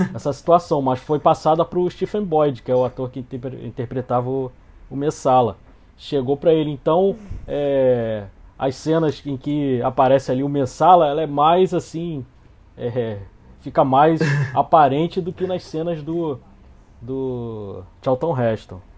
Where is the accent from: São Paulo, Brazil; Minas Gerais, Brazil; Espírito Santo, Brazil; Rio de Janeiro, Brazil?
Rio de Janeiro, Brazil; Eu sou aqui do Rio de Janeiro